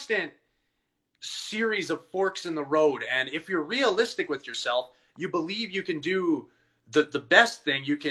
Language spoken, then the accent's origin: English; Edmonton, Alberta, Canada; I'm from Edmonton